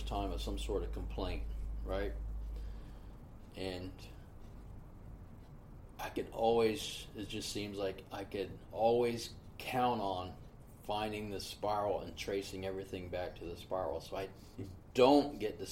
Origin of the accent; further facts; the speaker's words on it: Gainesville, Florida, United States; I grew up in Gainesville, right? Gainesville, Florida was, in the 70s, was like a mecca for running